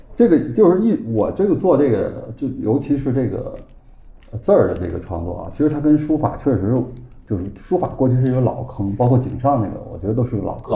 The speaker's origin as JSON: {"language": "Chinese", "region": "Beijing", "country": "China", "accent": "Beijing dialect", "said": "我们北京话就是说这个北方话嘛"}